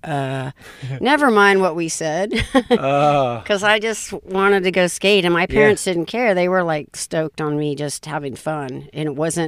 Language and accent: English; Orange, California, United States; Orange County, the city of Orange, up in those hills right there.